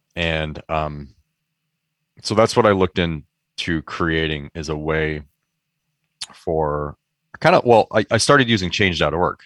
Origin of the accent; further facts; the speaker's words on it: Michigan, United States; moved away as an adult; also born or lived in Chicago; now in San Francisco Bay Area, United States; I grew up in Michigan for I think still most of my life, or maybe it's about even now, twenty-some years in Michigan